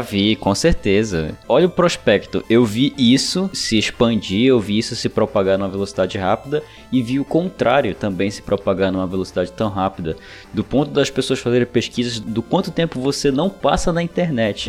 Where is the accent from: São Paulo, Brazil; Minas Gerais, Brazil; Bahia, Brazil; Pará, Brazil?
Pará, Brazil; Belém; Eu, por exemplo, sou de Belém do Pará